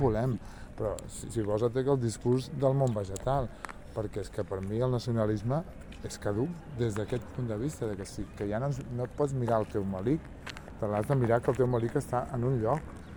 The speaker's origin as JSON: {"language": "Catalan", "town": "Sabadell", "region": "Catalonia", "country": "Spain", "said": "jo sóc sabadellenca"}